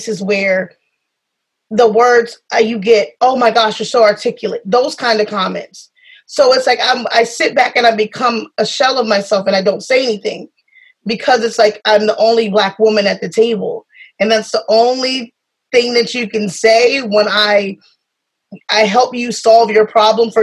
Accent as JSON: {"language": "English", "region": "South Carolina", "country": "United States", "said": "I come from South Carolina. I'm from the South."}